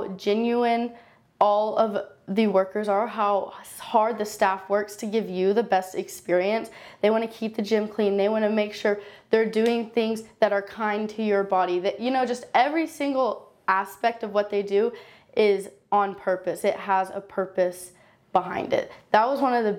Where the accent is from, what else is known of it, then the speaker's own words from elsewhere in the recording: Moore, Oklahoma, United States; I grew up in Moore, Oklahoma, went to Westmore High School